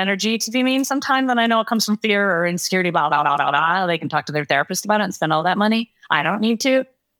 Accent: Detroit, Michigan, United States; I'm from Detroit

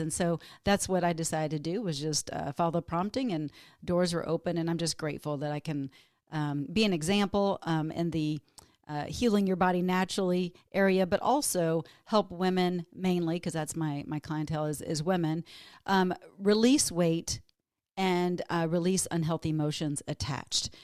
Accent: Texas, United States; moved away as an adult; now in Minnesota, United States; I grew up in Texas, but moved to Minnesota

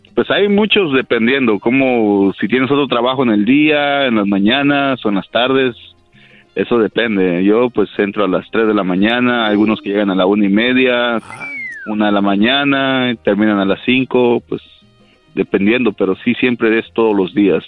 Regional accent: Mexico; moved away; yo soy de México

